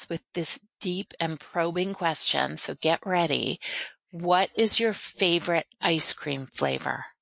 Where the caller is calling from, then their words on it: Philadelphia, Pennsylvania, United States; I am calling from Philadelphia.